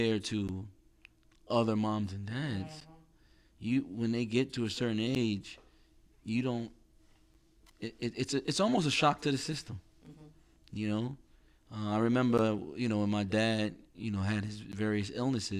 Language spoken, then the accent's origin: English; New York, United States; we're from New York